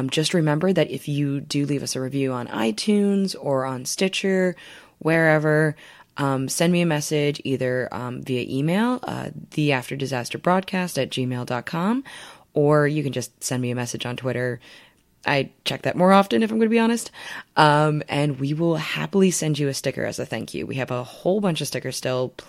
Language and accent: English; Midwest, United States; And I'm from the Midwest. I smile and look people in the eye on the subway.